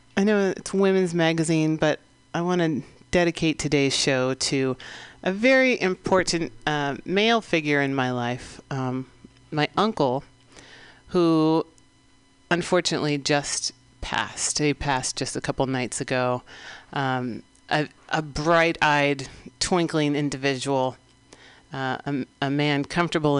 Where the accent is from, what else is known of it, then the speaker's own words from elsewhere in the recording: San Francisco, California, United States; here in the city and county of San Francisco, my hometown, place my family's been for five, going on six generations